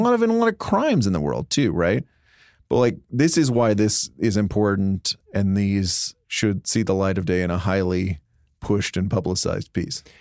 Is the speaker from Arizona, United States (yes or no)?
no; Dallas, Texas, United States; growing up in Dallas